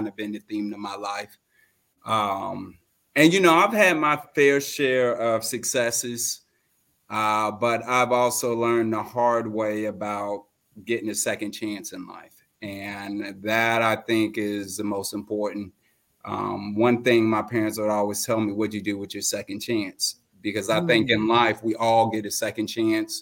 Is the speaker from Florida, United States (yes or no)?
yes; Fort Lauderdale, Florida, United States; I'm originally from Fort Lauderdale, Florida. I was born a premature baby.